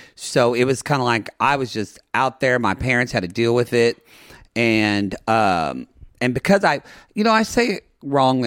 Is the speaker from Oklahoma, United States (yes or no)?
yes; Ardmore, Oklahoma, United States; now in Los Angeles, United States; growing up where we grew up with you in South Carolina and myself in Oklahoma